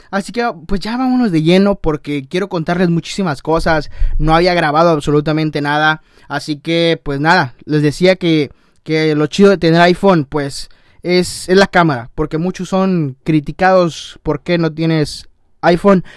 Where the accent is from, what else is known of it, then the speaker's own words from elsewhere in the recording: Tamaulipas, Mexico; de donde soy, soy de Tamaulipas